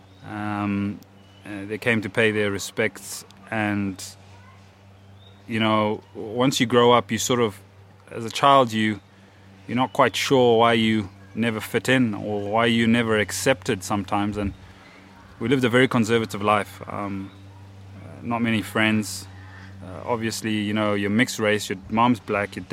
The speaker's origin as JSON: {"language": "English", "town": "Kadoma", "region": "Mashonaland West", "country": "Zimbabwe", "tie": "born or raised there", "said": "born and bred in Zimbabwe in a small town called Kadoma"}